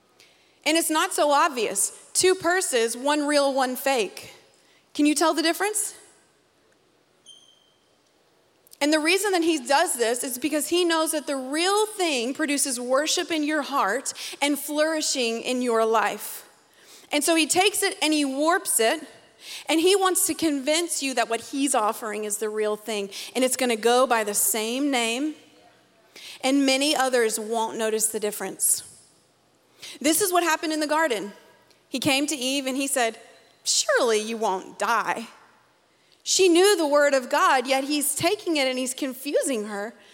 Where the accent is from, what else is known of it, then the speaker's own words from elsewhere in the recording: Conway, United States; I'm from Conway